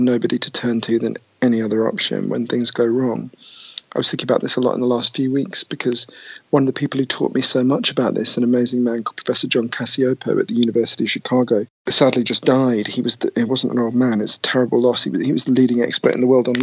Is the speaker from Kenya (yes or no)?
no; United Kingdom; accent: Downton Abbey voice; also born or lived in East London / United States; As you can tell from my weird Downton Abbey voice, I'm British